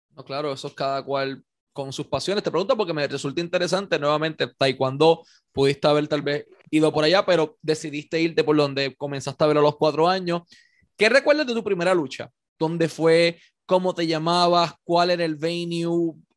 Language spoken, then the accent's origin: Spanish; Puerto Rico; Puerto Rico, la realidad que vivimos